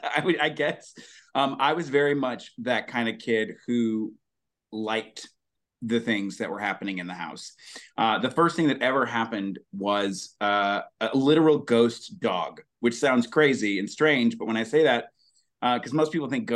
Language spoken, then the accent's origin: English; Alabama, United States; growing up in Alabama